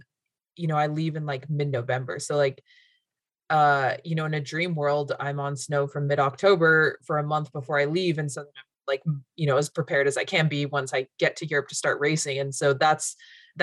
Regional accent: Utah, United States; moved away as an adult; now in Alaska, United States; I grew up in the West in Utah

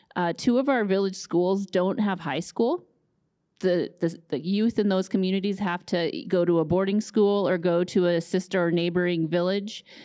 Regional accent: Fairbanks, Alaska, United States; also born or lived in Nulato, Alaska; I grew up in Fairbanks, spent a lot of time on the Yukon and in Nulato

